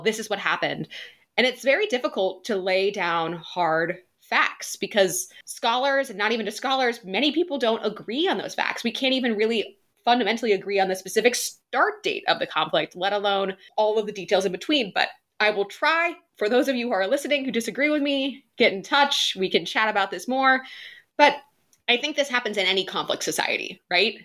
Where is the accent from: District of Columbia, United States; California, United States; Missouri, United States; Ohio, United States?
Ohio, United States; moved away as an adult; also born or lived in Boston; now in London, United Kingdom; grew up in Ohio before moving to Boston